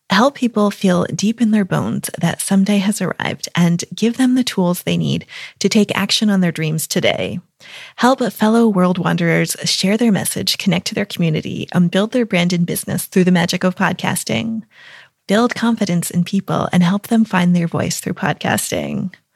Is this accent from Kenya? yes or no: no; United States; moved away as an adult; also born or lived in Lake District, England / Italy; now in United Kingdom; I'm an American living in the U K